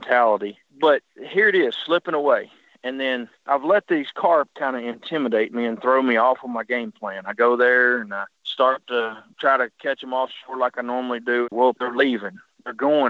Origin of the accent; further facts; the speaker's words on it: Arkansas, United States; I'm from Arkansas